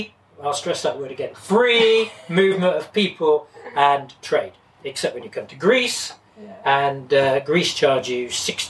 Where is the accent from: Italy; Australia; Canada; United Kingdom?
United Kingdom; England; moved away; we are Europeans, we're English, British